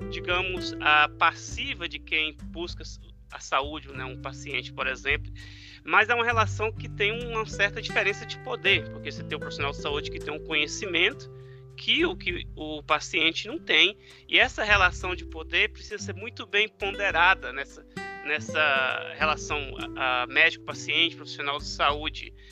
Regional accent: Brazil; moved away as an adult; now in United States; Às vezes quando eu venho do Brasil, eu trago um pouco óleo do piqui para mim. E eu vim parar nos Estados Unidos por questão do doutorado.

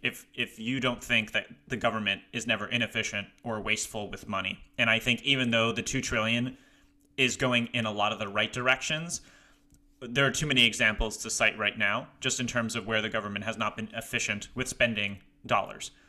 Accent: Ohio, United States; moved away; I'm also from Ohio, but, uh, not living there currently

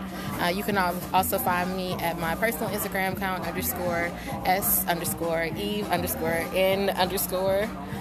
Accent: Nashville, Tennessee, United States; also born or lived in Hawaii; I am from Nashville. I was born in Hawaii, but I was pretty much raised in Nashville

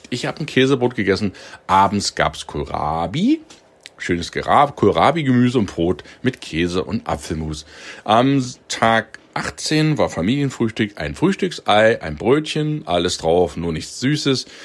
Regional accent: Halle, Saxony-Anhalt, Germany; born there; Und Sohl, Eier und Schlagwurst in meiner Geburtsstadt, das ist Halle Saale, bei den Haloren.

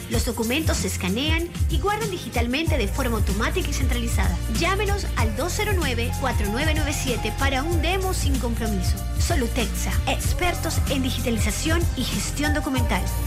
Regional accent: Santiago de Veraguas, Veraguas, Panama; yo nací en Santiago y en Santiago

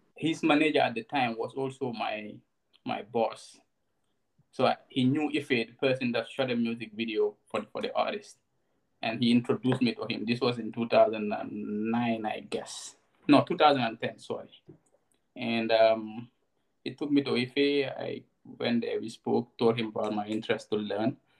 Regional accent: Gambia; also born or lived in Bakau; I grew up in in Kunda Sabiji, and um, did most of my early childhood there until um, 2011 when I moved to Bakote

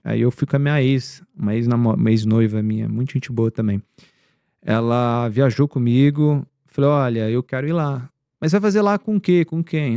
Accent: Campo Grande, Mato Grosso do Sul, Brazil; moved away as an adult; now in São Paulo, Brazil; da minha cidade lá, onde eu nasci, que é Campo Grande

